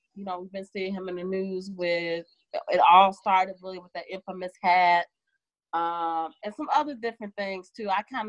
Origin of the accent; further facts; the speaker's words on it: Chicago, Illinois, United States; I'm from the shy. He from the shy. I'm from Southside.